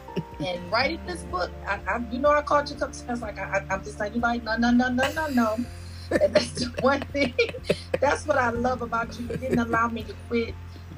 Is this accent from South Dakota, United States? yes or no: no; Detroit, Michigan, United States; moved away as an adult; now in Charlotte, United States; I was born and raised in Detroit, on the east side of Detroit. Probably when my daughter turned about 14 to 15, I relocated to Charlotte, North Carolina.